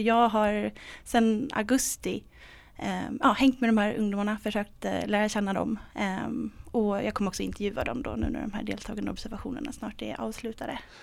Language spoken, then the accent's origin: Swedish; Stockholm, Stockholm County, Sweden; jag kommer själv från Stockholm, jag är uppvuxen i Vällingby